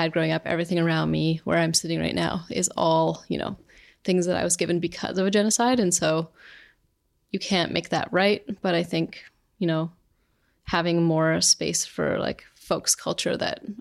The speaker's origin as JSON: {"language": "English", "area": "Treaty 7 territory", "region": "Alberta", "country": "Canada", "tie": "born or raised there", "moved": "yes", "lives_now": "Victoria, Canada", "said": "I grew up on Treaty 7"}